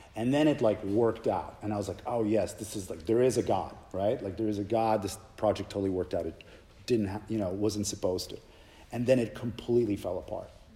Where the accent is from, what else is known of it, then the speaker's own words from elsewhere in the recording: Poland; moved away; I grew up in Poland